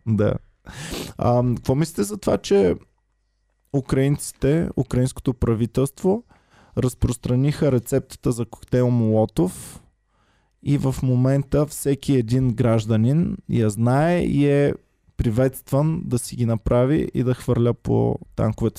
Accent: Bulgaria; За мен като българин

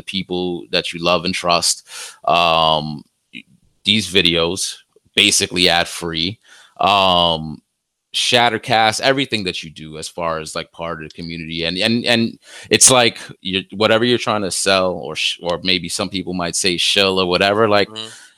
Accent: New York City, New York, United States; I grew up here in the Bronx, hood

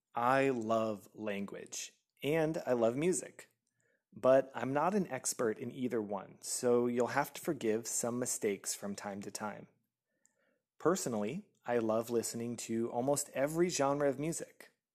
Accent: United States; moved away as an adult; now in France; I am an American by birth

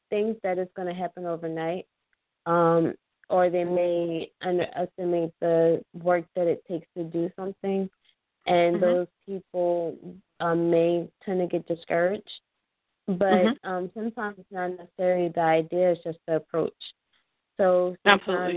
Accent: Philadelphia, Pennsylvania, United States; moved away as an adult; Was born and raised in Philadelphia.

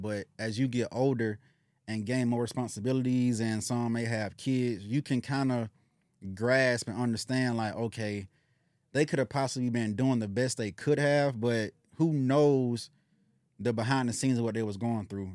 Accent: Decatur, United States; where I come from, I'm come from Decatur, so my family was always in the state of having to survive

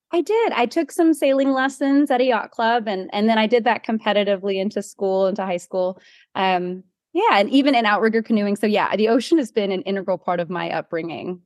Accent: Hawaii, United States; am born and raised from Hawaii and have lived here most of my life.

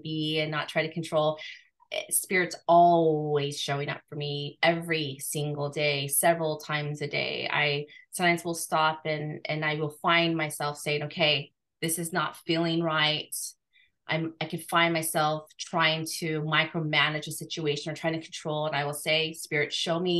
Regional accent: Guam; I was born in Guam

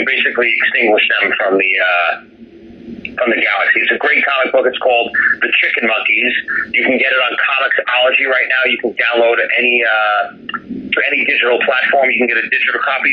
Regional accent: New York City, New York, United States; also born or lived in Manhattan, New York / Italy (grandparents); I grew up in Brooklyn originally, and then I lived in Manhattan from when I was about 15 till I was in my 30s

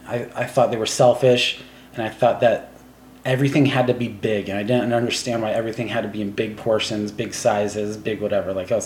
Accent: Taiwan; So that's a funny question, because, like, growing up in Taiwan, like, I have three brothers

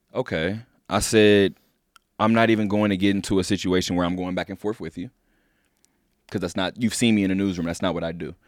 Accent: Inglewood, California, United States; I'm from Inglewood, California

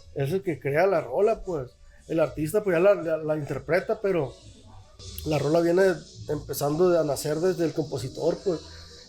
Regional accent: Guasave, Sinaloa, Mexico; soy yo de Guasave

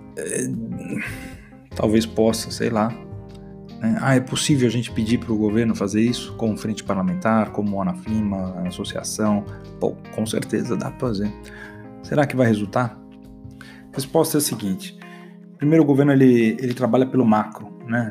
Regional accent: Brazil; como um bom brasileiro

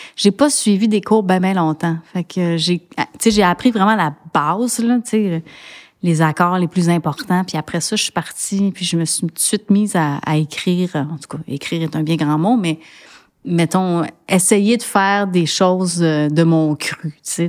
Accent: Montreal, Quebec, Canada; Je suis née à Sainte-Justine, j'ai grandi à Annecy et j'habite le plateau. Donc, on peut dire que je suis une vraie Montréalaise

